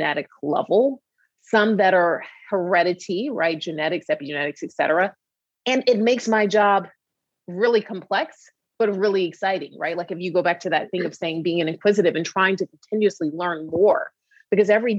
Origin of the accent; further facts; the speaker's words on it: Atlanta, Georgia, United States; moved away; I'm from Atlanta, Georgia